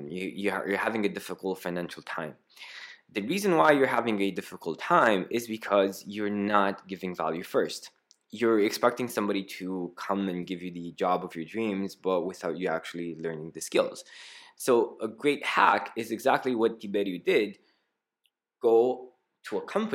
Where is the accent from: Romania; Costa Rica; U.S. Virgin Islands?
Romania; English is a second language; also born or lived in Greece; Why am I Romanian